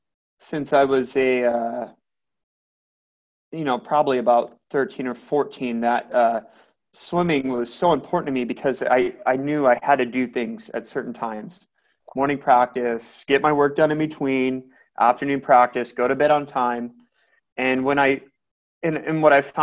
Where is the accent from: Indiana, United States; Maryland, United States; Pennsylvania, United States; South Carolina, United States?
Indiana, United States; Elkhart; now in Carmel, United States; I'm from Elkhart